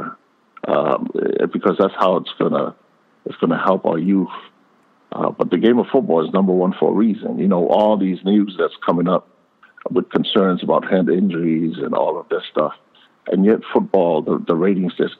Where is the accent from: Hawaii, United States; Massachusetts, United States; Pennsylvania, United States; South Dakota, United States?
Hawaii, United States; growing up in Hawaii